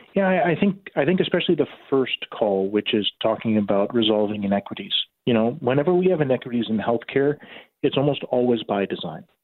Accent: Regina, Saskatchewan, Canada; moved away as an adult; now in Grande Prairie, Canada; I was born in Regina, so did my medical school and my residency in anesthesia at the University of Saskatchewan

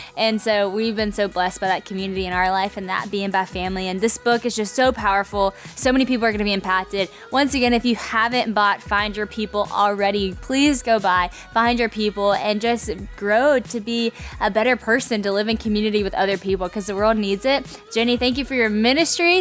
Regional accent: Louisiana, United States; moved away; also born or lived in Nashville; I moved from Nashville back to Louisiana, but I didn't have community in Louisiana like I did in Asheville. You might think since I was from here

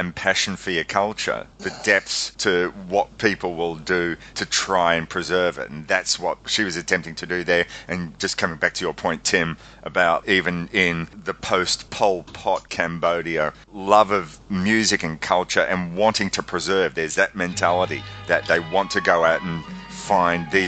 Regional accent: Melbourne, Victoria, Australia; me here in Melbourne

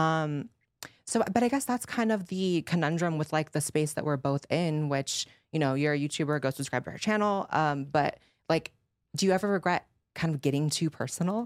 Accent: United States; as an American

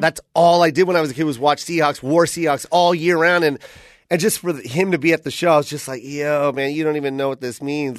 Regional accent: Tacoma, Washington, United States; I'm from Tacoma

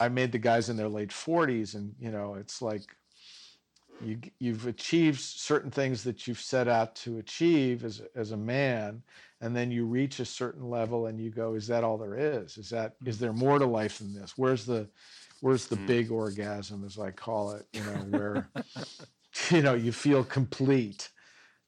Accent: Santa Monica, California, United States; I grew up in Santa Monica, and I went to school in the Valley

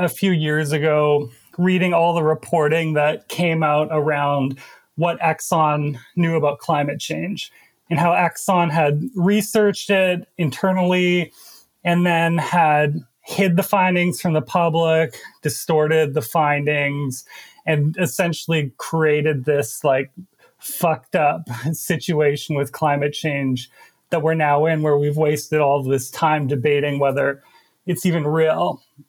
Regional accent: Alberta, Canada; now in New York, United States; investigative climate change journalist living in New York right now, but I'm originally from Canada and specifically the province of Alberta, which is home to the Canadian tar sands.

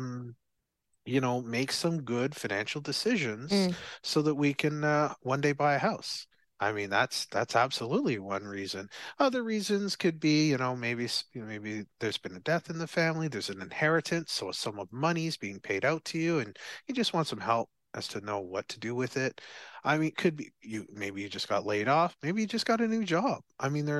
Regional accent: Barbados; So I'm from Barbados

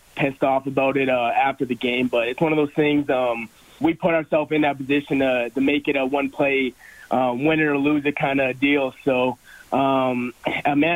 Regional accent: Edmonton, Alberta, Canada; born or raised there; moved away as an adult; now in Calgary, Canada

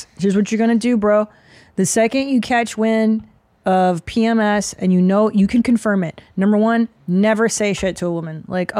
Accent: Windsor, Ontario, Canada; moved away; I was born in Windsor

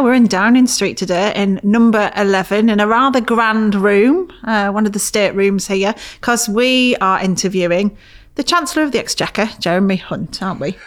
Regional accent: Middlesbrough, North East England, United Kingdom; I grew up in Middlesbrough, a place where, as I'm sure you know, has a lot of problems.

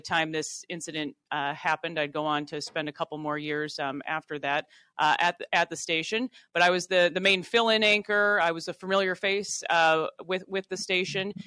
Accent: Worthington, Minnesota, United States; being a, a Minnesota native, I grew up in Worthington, Minnesota

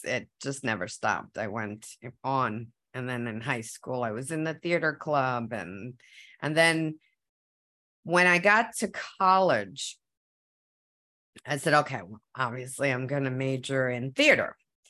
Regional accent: United States; first language Spanish; English is a second language; So once I started learning English, I would come home and say, don't talk to me in Spanish because I'm American.

